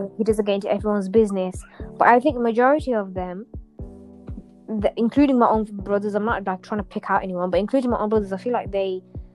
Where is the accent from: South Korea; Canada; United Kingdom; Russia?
United Kingdom; I'm a British Pakistani.